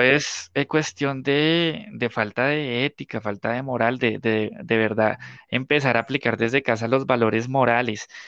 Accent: Guaduas, Cundinamarca, Colombia; also born or lived in Bogotá / La Dorada; yo nací en Bogotá, pero estudié toda la vida de adolescente, bueno, toda la parte de preadolescente y adolescente en Guaduas

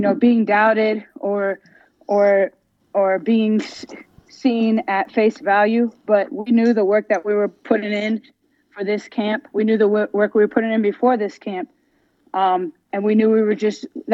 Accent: United States; I was born here in America, but my parents are born and raised in Jamaica

